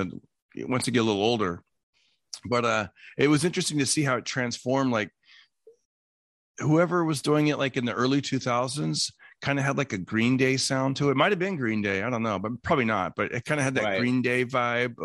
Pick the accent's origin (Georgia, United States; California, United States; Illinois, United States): California, United States; Fresno; now in Los Angeles, United States; When I was a kid growing up in Fresno